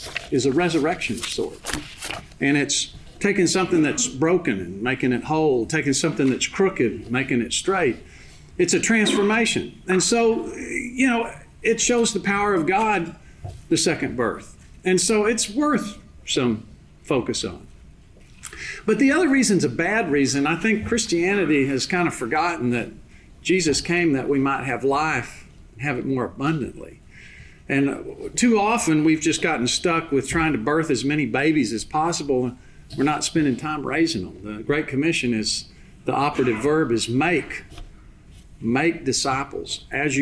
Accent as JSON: {"language": "English", "town": "Big Spring", "region": "Texas", "country": "United States", "tie": "born or raised there", "also_born_or_lived": "Littlefield, Texas", "said": "moving to Big Spring and growing up and playing basketball and going to Texas Tech"}